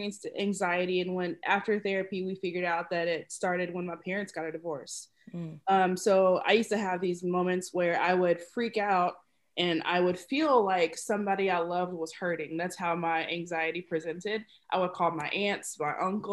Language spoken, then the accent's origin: English; Dallas, Texas, United States; moved away as an adult; now in Minnesota, United States; I'm from Dallas, Texas, and I have been in Minnesota for 3 years.